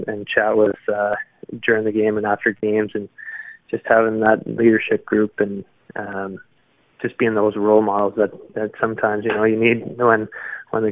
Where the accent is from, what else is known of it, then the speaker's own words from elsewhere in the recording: Canada; me being Canadian